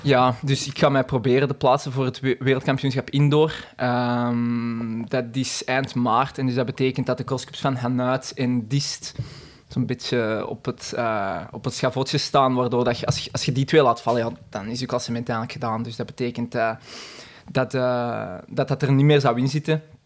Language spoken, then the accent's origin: Dutch; Lint, Flanders, Belgium; ik ben zelf afkomstig uit de Zuidrand, uit Lint